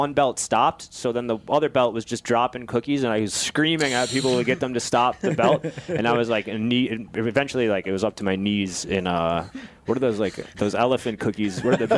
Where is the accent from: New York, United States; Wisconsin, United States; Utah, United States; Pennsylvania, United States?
Wisconsin, United States; Ripon; Ripon, Wisconsin. It's called.